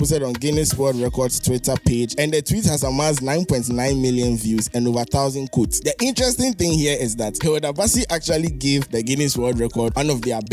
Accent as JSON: {"language": "English", "country": "Ghana", "said": "as a Ghanaian"}